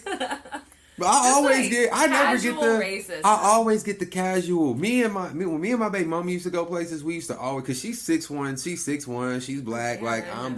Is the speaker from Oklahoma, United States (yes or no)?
yes; Lawton, Oklahoma, United States; moved away as an adult; now in Houston, United States; I've been in Texas. I've only been in Texas for 4 years, but I was raised in Oklahoma